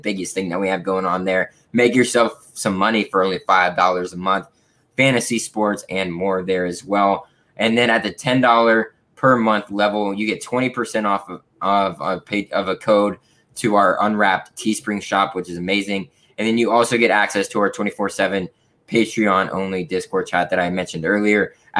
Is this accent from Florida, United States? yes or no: yes; Florida, United States; I am from Florida. I live in Florida